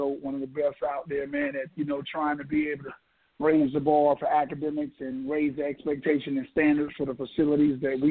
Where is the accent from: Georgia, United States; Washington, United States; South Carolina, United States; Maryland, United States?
South Carolina, United States; Sumter; I was born and raised in Sumter